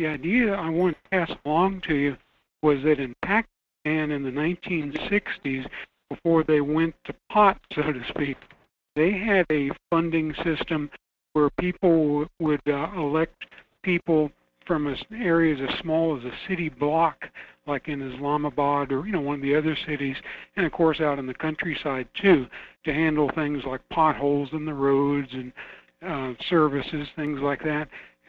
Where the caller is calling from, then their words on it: Fairbanks, Alaska, United States; Hi, Michael. … from Fairbanks.